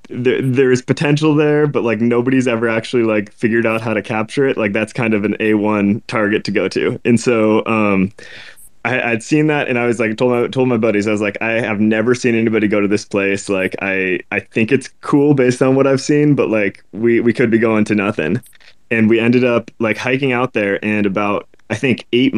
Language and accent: English; Portland, Oregon, United States; born and raised in Portland, Oregon